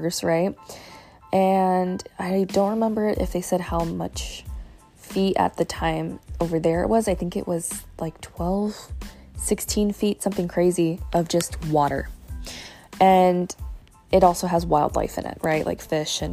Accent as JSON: {"language": "English", "town": "Fort Myers", "region": "Florida", "country": "United States", "tie": "born or raised there", "said": "I actually went to school in Fort Myers. I was born in Fort Myers"}